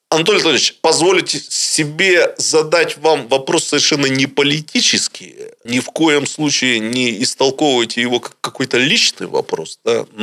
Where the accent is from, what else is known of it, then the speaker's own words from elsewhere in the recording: Irkutsk, Irkutsk Oblast, Russia; вы должны понять, быть иркутянином – это быть скептиком. Ничего у нас не будет, значит, дороги у нас всегда будут плохими, все будет плохо, губернаторы будут меняться.